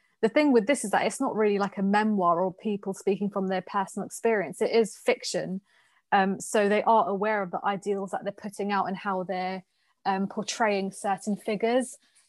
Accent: Pakistan; you have to listen to me because I'm a Pakistani woman.

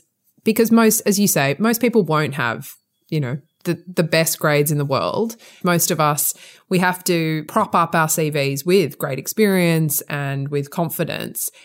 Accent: Sydney, New South Wales, Australia; accent: Australian; moved away as an adult; now in England, United Kingdom; you probably can tell from my accent, mm. I'm Australian. I qualified as a lawyer in Sydney where where I'm from

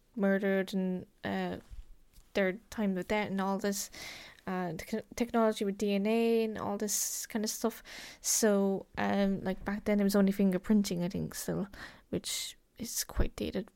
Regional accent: Cork, Munster, Ireland; I'm from Cork

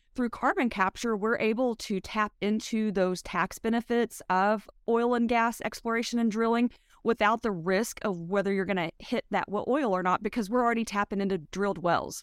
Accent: West Texas, United States; I'm from West Texas

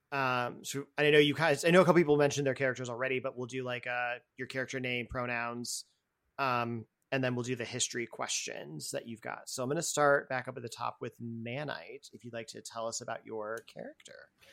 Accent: Boston, Massachusetts, United States; as a Bostonian

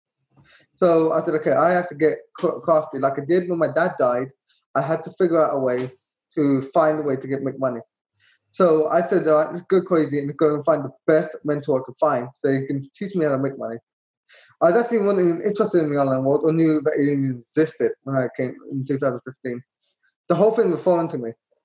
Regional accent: London, United Kingdom; moved away as an adult; now in Florida, United States; I was born and raised in London.

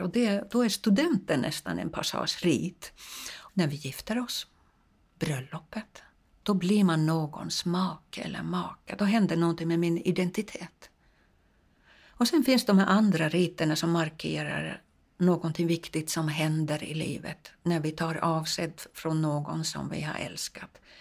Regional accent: Finland; now in Sweden; jag kommer från Finland

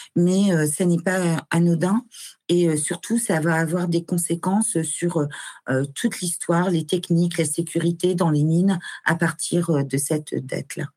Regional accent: Nord-Pas-de-Calais, Hauts-de-France, France; moved away as an adult; also born or lived in Mulhouse / Le Havre; j'ai quitté le Nord-Pas-de-Calais euh, dont je suis originaire

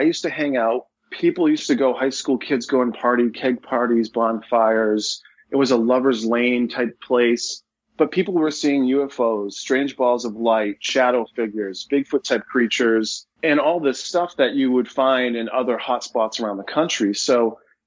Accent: Leominster, Massachusetts, United States; Leominster, my hometown

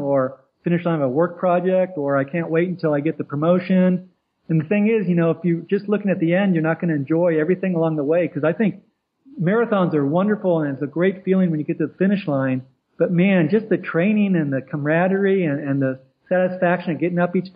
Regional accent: Columbus, Ohio, United States; now in California, United States; growing up in the Midwest, I grew up in Columbus, Ohio, just outside there

